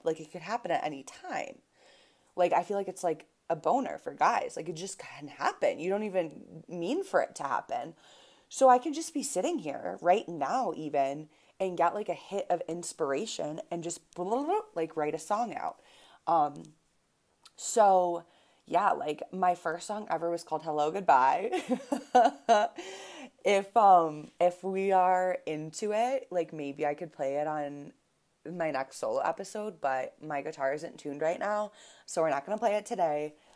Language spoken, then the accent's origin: English; Buffalo, New York, United States; also born or lived in Boston; now in Denver, United States; I grew up in Buffalo, New York